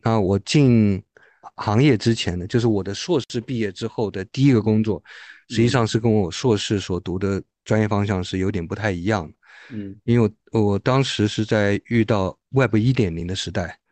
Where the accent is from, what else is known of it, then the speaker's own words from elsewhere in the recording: Taiwan; moved away as an adult; now in Beijing, China; 我是，呃，来自于台湾的台湾同胞嗯。是在两千零三年，就距今二十年前，来到北京了。所以我现，现在也是一个老北京了。毕业之后呢，呃，我在北京其实是来读博士的。然后我在清华美术学院念了博士